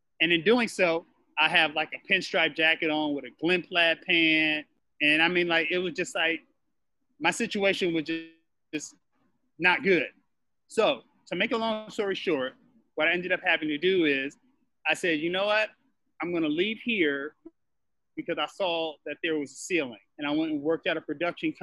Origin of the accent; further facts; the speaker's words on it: Los Angeles, California, United States; also born or lived in Culver City / Altadena / Pasadena; I was born in Culver City, raised in Los Angeles and Altadena and Pasadena